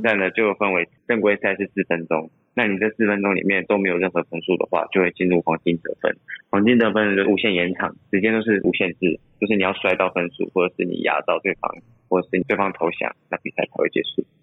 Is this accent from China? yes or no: no; Taichung, Taiwan; also born or lived in Pingtung; 我们从小其实都是在台中长大